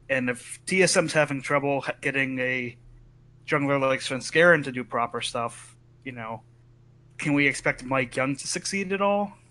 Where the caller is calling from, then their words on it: Idaho, United States; I'm calling from Idaho. Idaho.